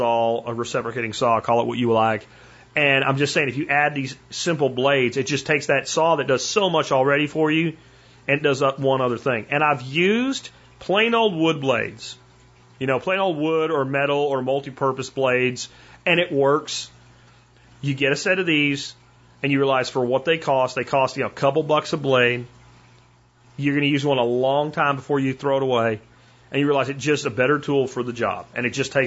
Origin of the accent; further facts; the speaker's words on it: Florida, United States; also born or lived in Pennsylvania; I grew up in, you know, a mix between Florida and Pennsylvania. And when I was growing up in Florida as a kid